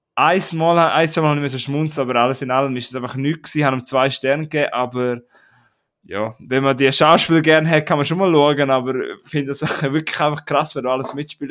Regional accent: Prättigau, Graubünden, Switzerland; Wir sagen bei uns in Prättigau oder in Graubünden sagen wir Hitch

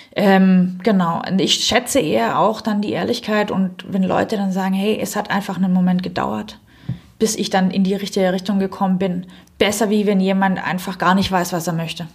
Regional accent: Southern Germany, Germany; accent: southern German dialect; also born or lived in Stuttgart; now in Berlin, Germany; Ich bin ursprünglich aus Süddeutschland, wie mhm. man vielleicht an meinem kleinen Dialekt leicht hört

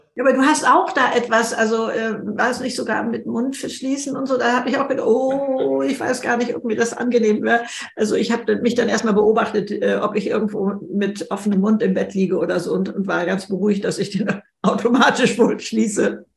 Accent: Germany; bei uns in Deutschland

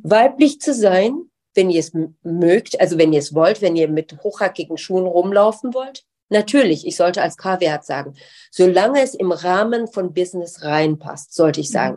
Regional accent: Darmstadt, Hesse, Germany; moved away as an adult; also born or lived in Tehran, Iran / United States / London, United Kingdom; now in Düsseldorf, Germany; ich zum ersten Mal dorthin gezogen wirklich obwohl ich die ganze Zeit halt in den Ferien und so weiter da war, in, in, im schönen Darmstadt

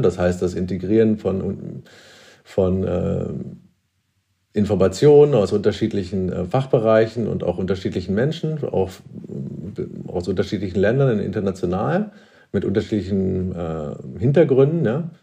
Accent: Hamelin, Lower Saxony, Germany; moved away as an adult; also born or lived in Berlin; ich komme aus Niedersachsen, Hameln, Rattenfänger von Hameln, also eine Kleinstadt in der Nähe von Hannover

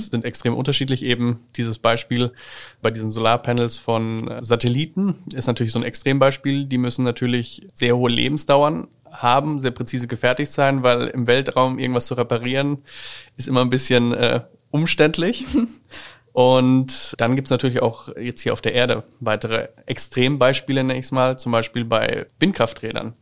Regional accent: Schweinfurt, Bavaria, Germany; komme ich gebürtig aus der Stadt Schweinfurt

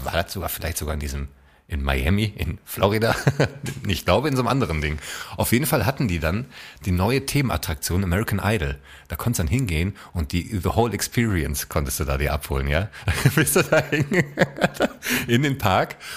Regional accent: Essen, North Rhine-Westphalia, Germany; meiner Heimatstadt Essen

